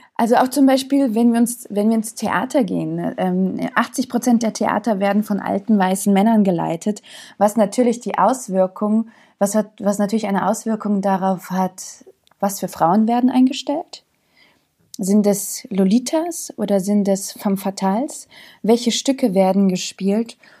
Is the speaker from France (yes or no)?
no; Zagreb, City of Zagreb, Croatia; also born or lived in Bosnia and Herzegovina; now in Germany; ich bin in Kroatien geboren. Ich komme aus Jugoslawien, aber ich bin in Zagreb geboren.